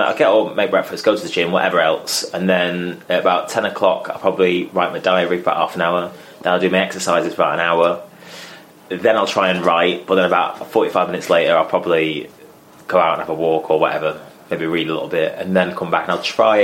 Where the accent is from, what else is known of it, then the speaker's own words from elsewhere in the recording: Manchester, North West England, United Kingdom; growing up in Manchester, obviously generally I've only really seen theatre in the round